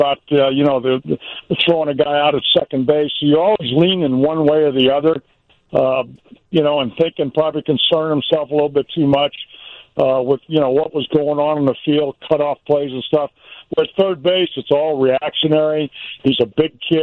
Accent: California, United States; moved away; also born or lived in Mississippi / Chicago; I was born in Mississippi, raised in California, but I really lived in Chicago

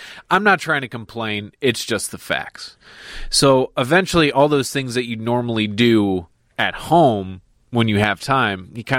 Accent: Chicago suburbs, Illinois, United States; grew up in the suburbs. I would never claim to be from Chicago. I was born in Chicago, grew up in the suburbs.

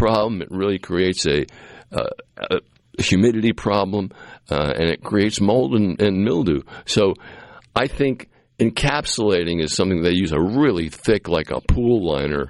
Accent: Cape Cod, Massachusetts, United States; now in Mississippi, United States; I grew up in Massachusetts on Cape Cod

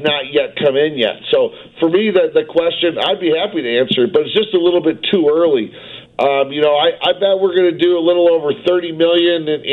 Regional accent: Midwest, United States; now in Las Vegas, United States; I know what it's like growing up in the Midwest

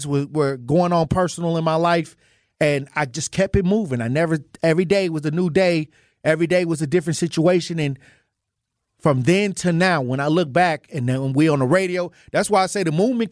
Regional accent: Milwaukee, Wisconsin, United States; moved away as an adult; also born or lived in Iowa / Minnesota; I was born and raised in Milwaukee, but I left and went to Iowa, Minnesota for 11 years.

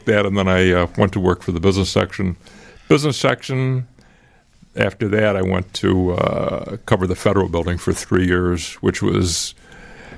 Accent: Chicago, Illinois, United States; I grew up right around Granville and Glenwood, right near the two blocks west of the Granville L station.

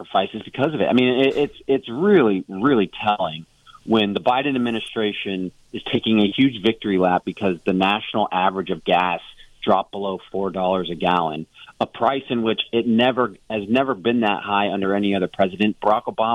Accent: Phoenix, Arizona, United States; I grew up in Phoenix

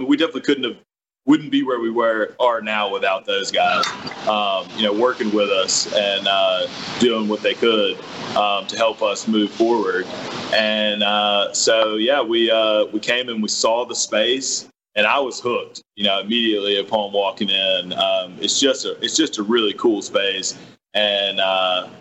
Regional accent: McComb, Mississippi, United States; also born or lived in New Orleans / Birmingham / New York; I'm from Macomb

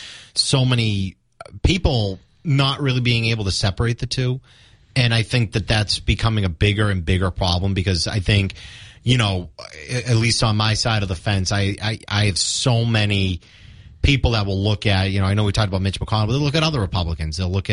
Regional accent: Rockland, Massachusetts, United States; my hometown of Rockland

